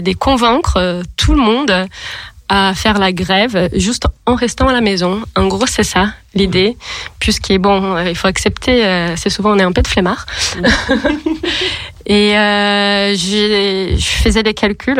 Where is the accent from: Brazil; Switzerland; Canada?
Brazil; accent: Brazilian; French is a second language; moved away as an adult; now in Lyon, France; comment vous pouvez remarquer par l'accent, je suis brésilienne.